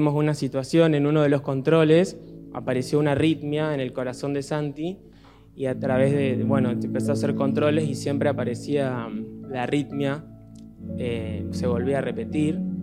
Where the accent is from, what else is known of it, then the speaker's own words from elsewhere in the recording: Miramar, Buenos Aires Province, Argentina; cuando éramos chicos en casa en Miramar